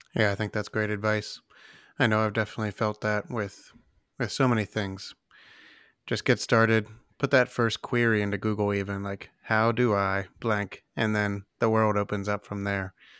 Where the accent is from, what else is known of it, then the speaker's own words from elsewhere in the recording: Ohio, United States; Ohio, my home state.